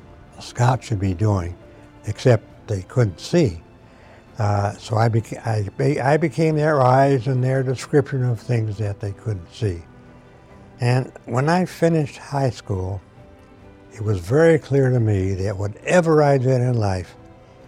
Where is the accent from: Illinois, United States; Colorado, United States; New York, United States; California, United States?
Illinois, United States; Chicago; moved away as an adult; I was born in Chicago, Illinois, November 8, 1923, and lived there unaware of the outside world until I went into the Army when I was 19 years old